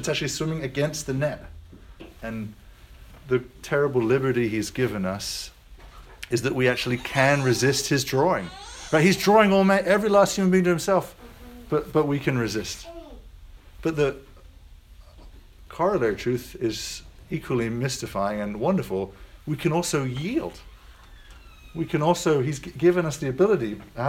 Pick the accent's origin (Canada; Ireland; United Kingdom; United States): United States; I am American